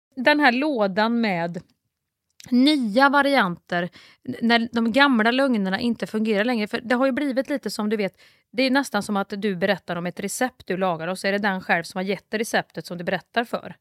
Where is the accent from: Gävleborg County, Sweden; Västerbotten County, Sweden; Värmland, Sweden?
Värmland, Sweden; Kristinehamn; folk i Kristinehamn där jag kommer ifrån